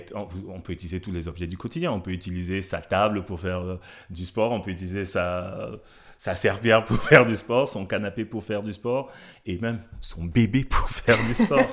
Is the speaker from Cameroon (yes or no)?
yes; Cameroon; moved away; je viens d'Afrique, je viens du Cameroun. J'ai grandi entouré de femmes